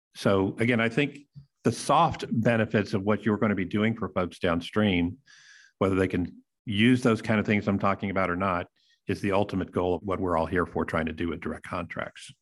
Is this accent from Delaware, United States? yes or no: no; Texas, United States; I'm from Texas